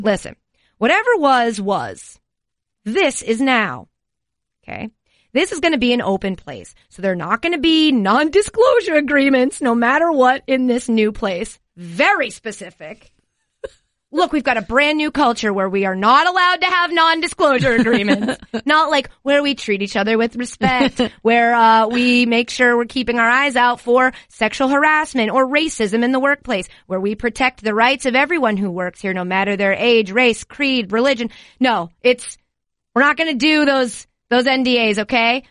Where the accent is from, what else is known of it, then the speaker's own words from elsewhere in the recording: United States; as an American